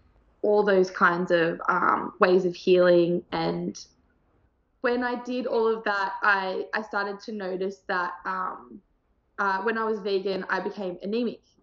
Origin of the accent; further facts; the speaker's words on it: Sydney, New South Wales, Australia; also born or lived in Thailand; I'm from Australia. I grew up in Sydney, in the South Sydney area.